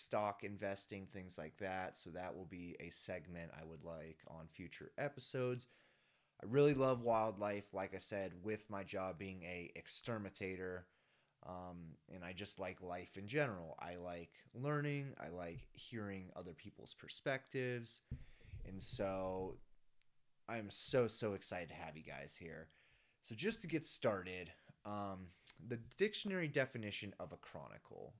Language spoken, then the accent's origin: English; Dublin, Ohio, United States; moved away as an adult; now in Colorado, United States; I am originally from Dublin, Ohio, which is a suburb of Columbus, Ohio. I had a really, really great childhood